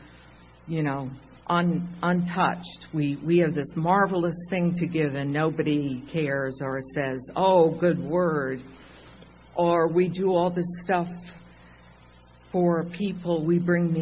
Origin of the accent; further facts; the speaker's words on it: Long Island, New York, United States; I'm not Italian, but I'm from Long Island.